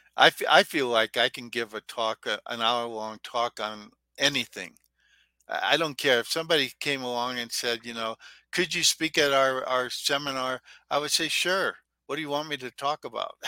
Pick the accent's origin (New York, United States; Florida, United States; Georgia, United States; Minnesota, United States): Minnesota, United States; I was from Minnesota.